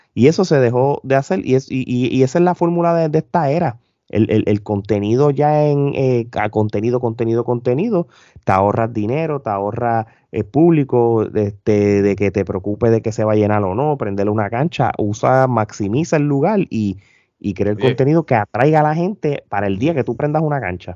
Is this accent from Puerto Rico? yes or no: yes; Puerto Rico; now in Orlando, United States; como todos nosotros boricuas, traemos las malas mañas de Puerto Rico acá